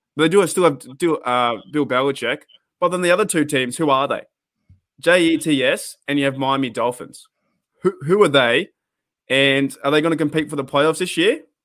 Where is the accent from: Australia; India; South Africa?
Australia; being an Australian fan